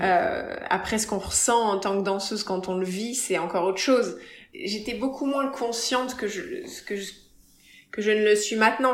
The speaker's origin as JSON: {"language": "French", "town": "Paris", "region": "Île-de-France", "country": "France", "tie": "born or raised there", "also_born_or_lived": "Évry / Nice / Cannes / Las Vegas", "moved": "as an adult", "lives_now": "Los Angeles, United States", "said": "Je suis née plus exactement à Évry et j'ai vécu à Paris jusqu'à 12, 12, 13 ans. Et à partir de 12, 13 ans, j'ai déménagé"}